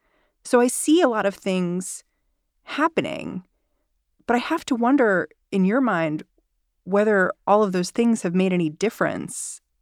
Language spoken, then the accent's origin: English; New York City, New York, United States; as a New Yorker